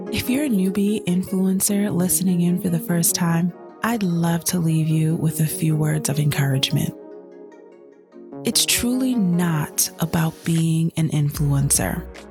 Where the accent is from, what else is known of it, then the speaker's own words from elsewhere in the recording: Jamaica; I'm Jamaican